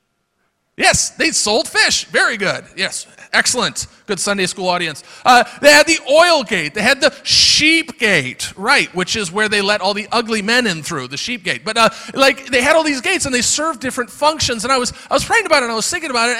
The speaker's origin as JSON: {"language": "English", "region": "Florida", "country": "United States", "also_born_or_lived": "Michigan", "moved": "yes", "said": "I come from Florida"}